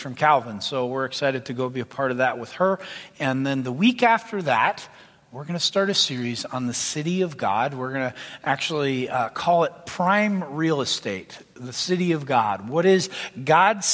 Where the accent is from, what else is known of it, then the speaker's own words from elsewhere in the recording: Canada; moved away; I'm Canadian by birth.